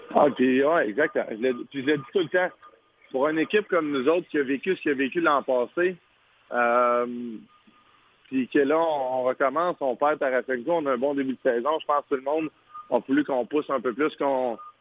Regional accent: Quebec, Canada; en tant que Québécois

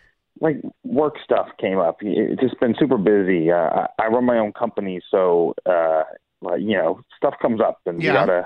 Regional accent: San Antonio, Texas, United States; I am from San Antonio

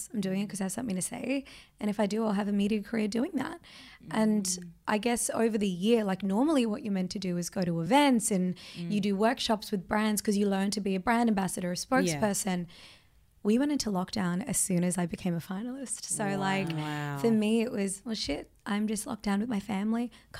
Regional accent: Australia; also born or lived in India; I am Australian.

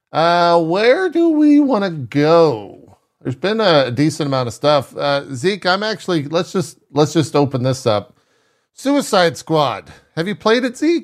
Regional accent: South Texas, United States; growing up in South Texas

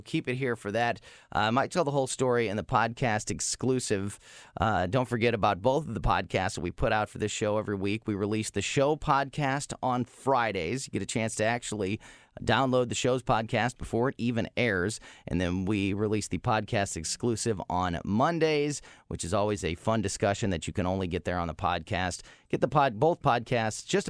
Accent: Florissant, Missouri, United States; born and raised in Florissant, Missouri

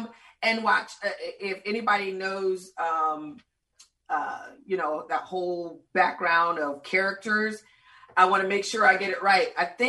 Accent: Clearwater, Florida, United States; moved away as an adult; also born or lived in Tallahassee, Florida; now in Orlando, United States; So I am originally from Clearwater, Florida. However, Orlando has been my home since I graduated from Florida State.

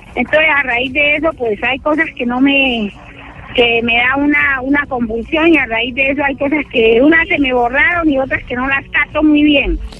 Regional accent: Cali, Valle del Cauca, Colombia; moved away; yo llevo 30 años aquí pero yo no soy de acá, yo, yo trabajo para conseguir un pasaje precisamente de pronto para irme ya para mi tierra que es Cali

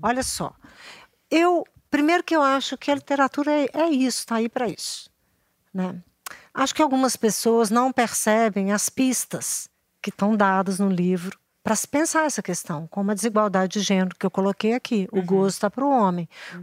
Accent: Minas Gerais, Brazil; somos aqui de Minas

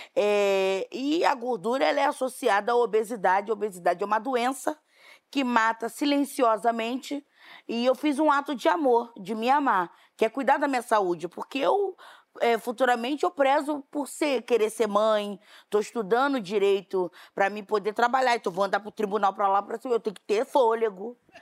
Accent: Rio de Janeiro, Brazil; Fiz uma música para Bangu, um clipe para Bangu, homenageando o bairro de onde eu vim

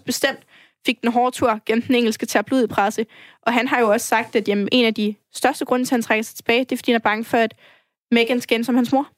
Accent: Brønderslev, North Denmark Region, Denmark; moved away as an adult; also born or lived in Risskov, Aarhus; now in Aarhus, Denmark; der, hvor jeg er fra, i Brønderslev i Nordjylland

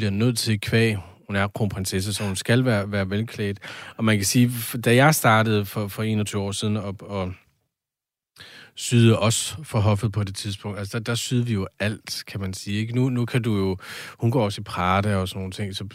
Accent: Odense, Southern Denmark, Denmark; Det, det er faktisk jeg kommer fra Odense, jeg har aldrig hørt om den.

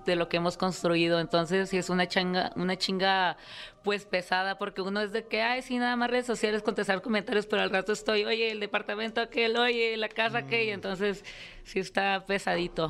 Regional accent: Tijuana, Baja California, Mexico; En Tijuana, Baja California, mi tierra.

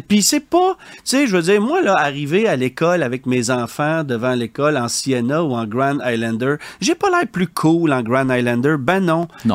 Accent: Quebec, Canada; chez nous, au Québec

